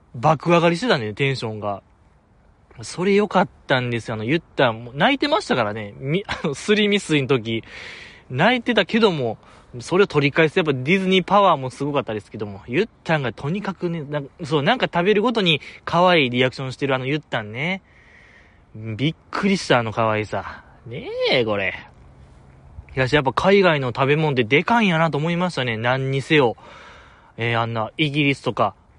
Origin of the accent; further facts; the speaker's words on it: Kansai, Japan; accent: Kansai dialect; 僕結構強めの関西弁で